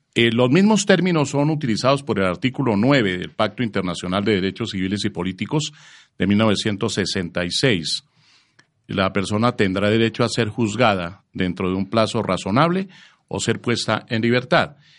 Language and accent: Spanish; Colombia; estamos afrontando los colombianos